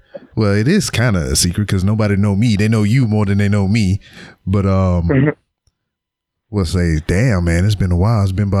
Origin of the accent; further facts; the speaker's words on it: Louisiana, United States; moved away as an adult; we're both from Louisiana.